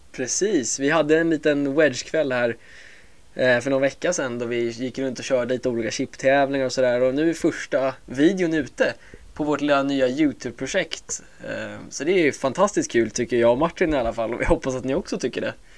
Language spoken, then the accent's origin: Swedish; Åkersberga, Stockholm County, Sweden; also born or lived in United States; jag är 23 år från Åkersberga